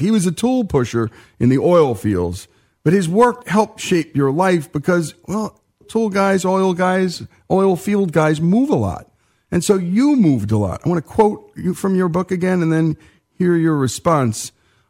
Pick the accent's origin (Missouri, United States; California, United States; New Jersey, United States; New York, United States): New Jersey, United States; this Jersey boy found himself in the heart of Cajun country, the capital of Cajun country.